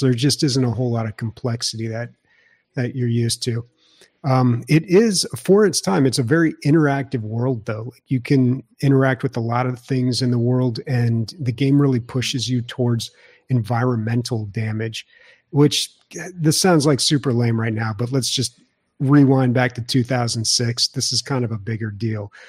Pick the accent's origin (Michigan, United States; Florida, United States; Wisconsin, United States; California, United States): California, United States; San Diego; when you come from the best state and the best city in the U S